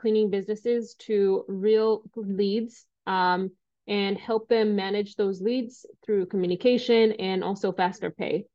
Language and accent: English; Kenya; moved away as an adult; now in United States; I came to the US from Kenya when I was 18 years old to study math and mechanical engineering.